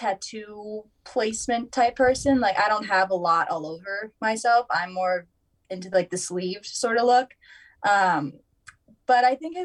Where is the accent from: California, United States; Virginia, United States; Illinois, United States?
Virginia, United States; moved away as an adult; now in Colorado, United States; I'm from Virginia